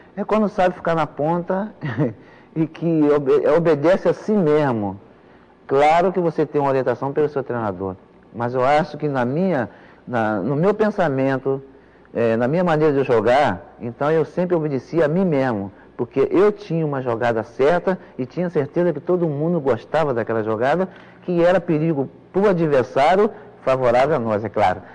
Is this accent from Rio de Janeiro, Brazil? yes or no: yes; Pau Grande, Rio de Janeiro, Brazil; quando eu jogava lá na minha terra, em Pau Grande